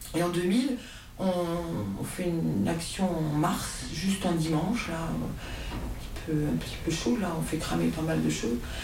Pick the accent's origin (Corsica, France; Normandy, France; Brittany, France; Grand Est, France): Grand Est, France; Bar-le-Duc; je suis de Bar-le-Duc